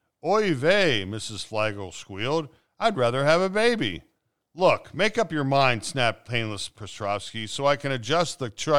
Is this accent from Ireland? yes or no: no; Transylvania, Romania; What accent are you talking about? I come from Transylvania.